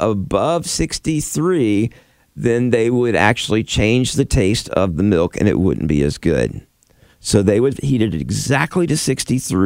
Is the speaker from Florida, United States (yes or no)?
yes; Florida, United States; I grew up in Florida